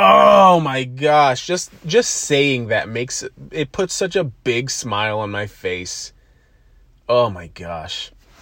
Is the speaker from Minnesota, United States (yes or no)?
no; Buffalo, New York, United States; And being a New Yorker, I don't care what part of the state you're in. I'm in Western New York, I'm in Buffalo, but I don't care what part of the state you're in.